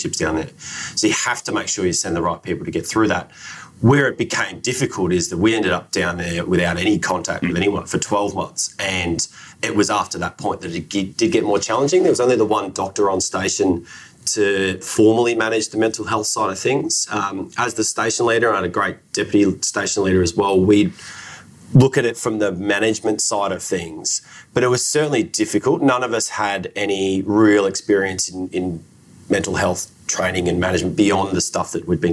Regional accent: Australia; I'm Australian

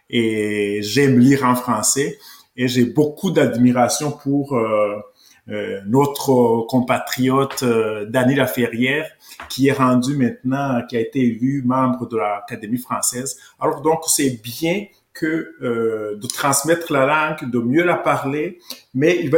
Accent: Rwanda; now in Canada; donc j'ai quitté le Rwanda en 1993, c'est un pays francophone et je me suis installé ici avec ma famille parce que on parle la langue française au Québec et au Canada

